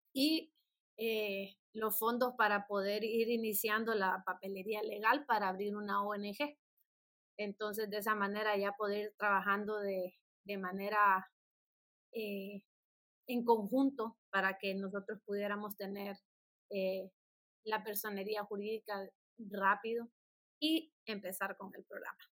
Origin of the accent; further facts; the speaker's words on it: San Pedro Sula, Cortés, Honduras; soy originaria de San Pedro Sula, la ciudad de los Orzales.